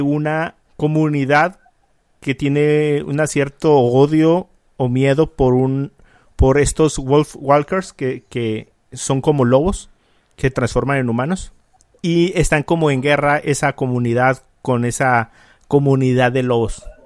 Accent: Mexico; soy mexicano

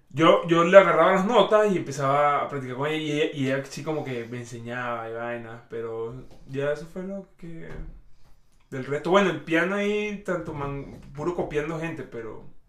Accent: Venezuela; soy venezolano rajado

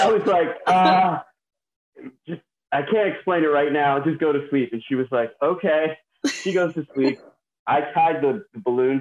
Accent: Doylestown, Pennsylvania, United States; I'm from Doylestown, Pennsylvania.

